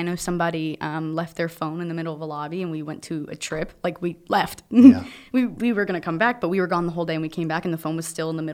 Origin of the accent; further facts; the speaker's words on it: New Jersey, United States; We're like 50 minutes from New York.